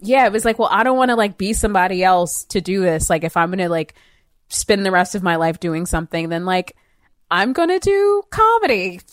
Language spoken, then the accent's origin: English; outside of Atlanta, Georgia, United States; also born or lived in Marietta / New York City; growing up, I grew up outside of Atlanta